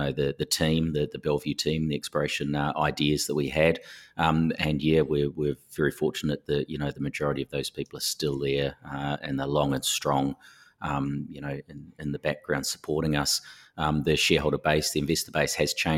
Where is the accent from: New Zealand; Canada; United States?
New Zealand; moved away as an adult; now in Perth, Australia; as you can tell from the accent, I am from New Zealand. I studied at Canterbury University and did an honours degree over there